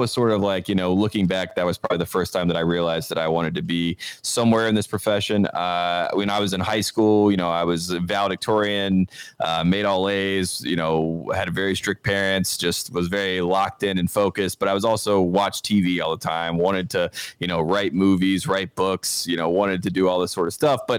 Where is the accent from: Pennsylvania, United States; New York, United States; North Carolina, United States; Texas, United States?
North Carolina, United States; Henderson; moved away as an adult; now in Los Angeles, United States; I'm from Henderson, North Carolina, small mm-hmm. town in North Carolina.